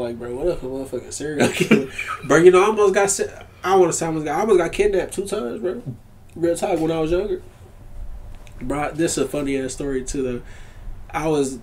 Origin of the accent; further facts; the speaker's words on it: Fort Worth, Texas, United States; I'm from Fort Worth, Texas